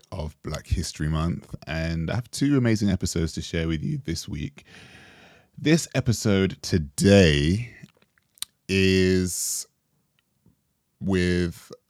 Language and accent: English; Jamaica; And we bonded over being Jamaican.